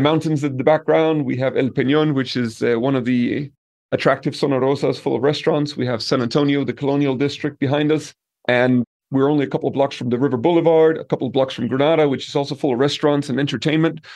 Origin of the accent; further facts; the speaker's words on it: Denmark; moved away as an adult; also born or lived in Peru / Brazil / Italy; now in Colombia; I come from Denmark